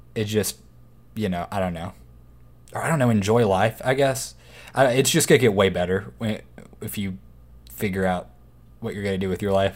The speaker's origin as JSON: {"language": "English", "town": "Waco", "region": "Texas", "country": "United States", "tie": "born or raised there", "said": "growing up in Waco, it was always a small town"}